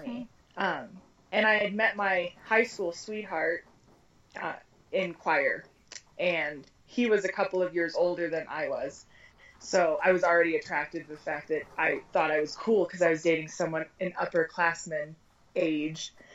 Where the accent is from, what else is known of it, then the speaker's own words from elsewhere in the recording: Colorado, United States; also born or lived in Arizona; I've lived in Colorado since I was a month old, so I consider myself a native